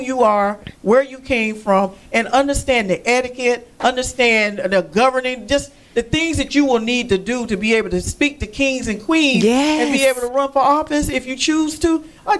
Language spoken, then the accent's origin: English; Quincy, Florida, United States; born or raised there